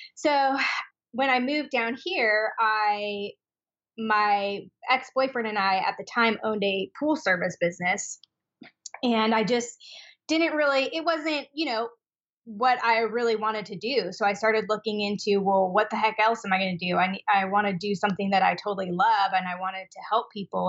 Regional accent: Spokane, Washington, United States; moved away as an adult; now in Austin, United States; I am from Spokane, Washington.

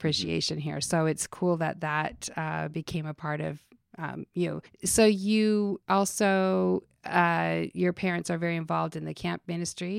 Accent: Utah, United States; moved away; I grew up in Utah

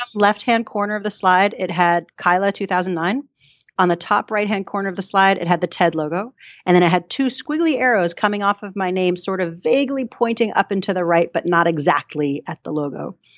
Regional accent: New York, United States; also born or lived in Colorado; now in Christchurch, New Zealand; I'm from New York originally and um, spent some time in Colorado

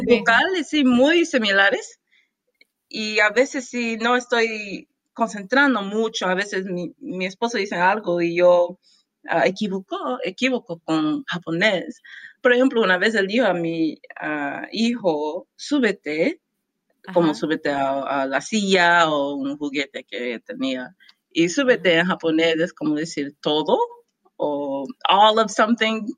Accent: Houston, Texas, United States; Spanish is a second language; nací en Houston, Texas

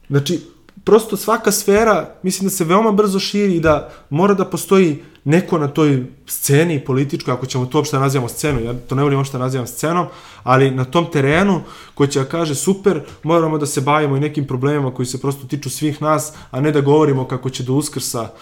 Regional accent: Valjevo, Kolubara District, Serbia; now in Belgrade, Serbia; ja sam iz Valjeva

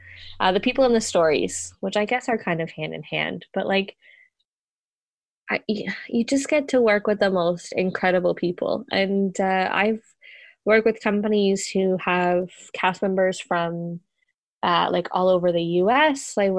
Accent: Ontario, Canada; Oh, thanks. Technically, I'm from Ontario, so...

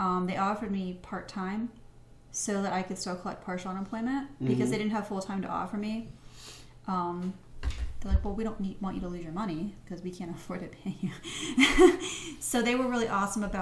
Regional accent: Pittsburgh, Pennsylvania, United States; I'm from Pittsburgh, so West Virginia is technically like 45 minutes, an hour away

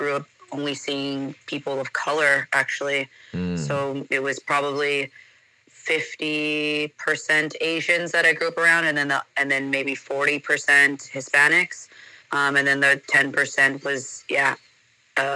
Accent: Los Angeles, California, United States; English is a second language; moved away as an adult; also born or lived in San Diego, California; now in Denmark; I'm originally from Los Angeles.

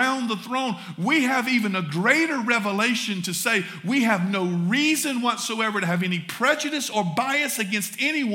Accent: the South, United States; accent: southern; my southern accent

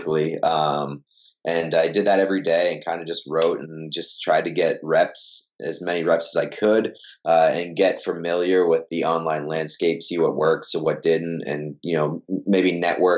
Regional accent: Waltham, Massachusetts, United States; I grew up in Waltham, Massachusetts, and then I went to Endicott College in Beverly, Massachusetts

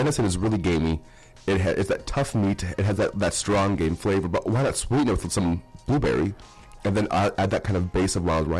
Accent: Iron Range, Minnesota, United States; I'm from the Iron Range

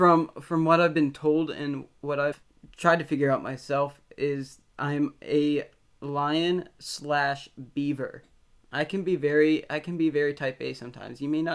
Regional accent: Pennsylvania, United States; born there; also born or lived in Indiana; I was born in Pennsylvania.

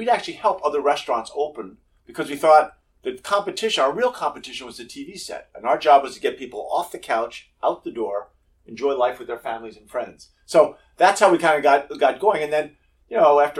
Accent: outside Philadelphia, Pennsylvania, United States; now in Denver, United States; I grew up outside Philadelphia

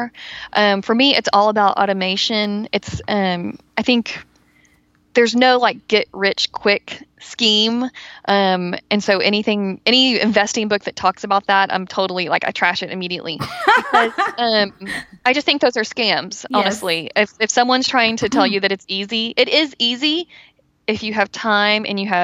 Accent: Texas, United States; I'm from Texas

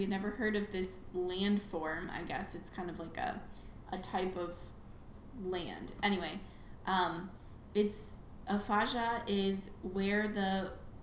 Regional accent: United States; I'm American

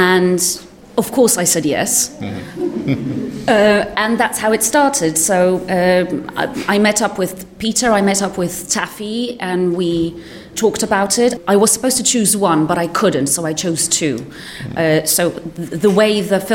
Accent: Poland; moved away; I come originally from Poland

